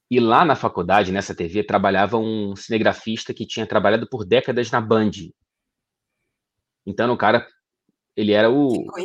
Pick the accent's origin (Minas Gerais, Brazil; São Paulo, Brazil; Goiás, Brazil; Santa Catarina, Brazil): Minas Gerais, Brazil; Ouro Preto; born there; Eu, eu nasci em Ouro Preto, Minas Gerais, onde parte da minha família reside até hoje.